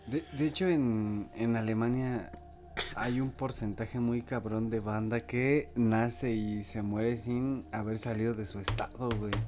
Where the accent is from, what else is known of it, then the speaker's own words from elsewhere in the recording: Mexico City, Mexico; yo soy de acá del poniente de la Ciudad de México, güey, como ya llegando a la zona desierto de los leones